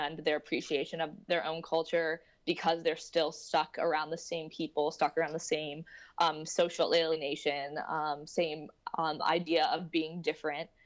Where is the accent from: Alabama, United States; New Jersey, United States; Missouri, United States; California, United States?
Missouri, United States; St. Louis; moved away as an adult; now in New York City, United States; I grew up, born and brought up in St. Louis, Missouri